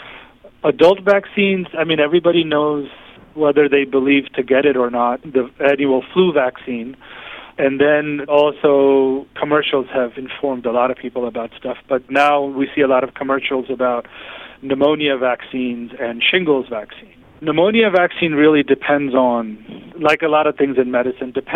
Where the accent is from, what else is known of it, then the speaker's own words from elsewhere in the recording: New York City, New York, United States; I was pretty much born and raised in the New York City area